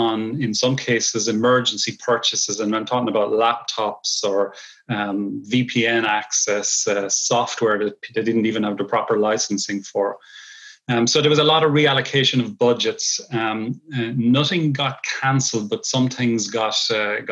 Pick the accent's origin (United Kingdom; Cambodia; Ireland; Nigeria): Ireland; moved away as an adult; now in Long Island, New York, United States; I'm originally from Ireland. I've spent a lot of my early career in Ireland